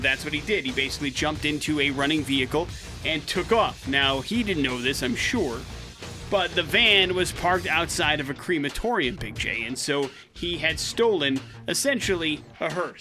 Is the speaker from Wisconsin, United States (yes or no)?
yes; Wisconsin, United States; growing up in Wisconsin